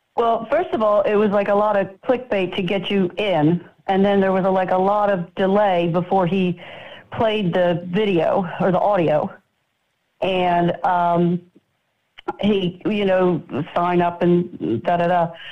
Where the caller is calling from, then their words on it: Florida, United States; I'm calling from Florida.